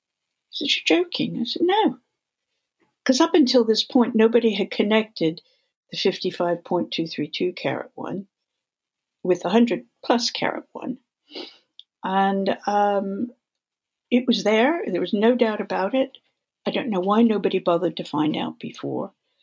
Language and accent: English; California, United States; because I grew up in California, I have a smattering of Spanish. I took Portuguese at university. I have a smattering of German. I'm fluent in French.